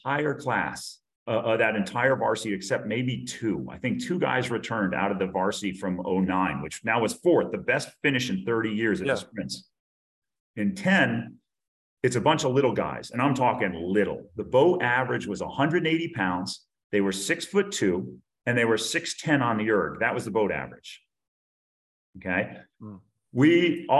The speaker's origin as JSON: {"language": "English", "country": "United States", "tie": "born or raised there", "said": "I'm born and bred in the United States of America"}